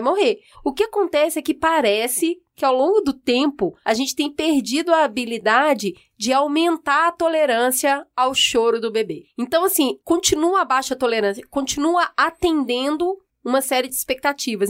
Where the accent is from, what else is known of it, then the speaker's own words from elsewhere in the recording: Minas Gerais, Brazil; Eu, como uma boa mineira